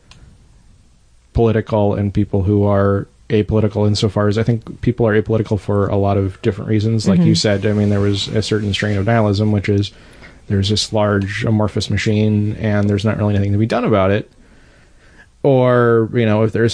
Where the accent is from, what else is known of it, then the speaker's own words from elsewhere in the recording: Arizona, United States; now in Portland, United States; I'm from Arizona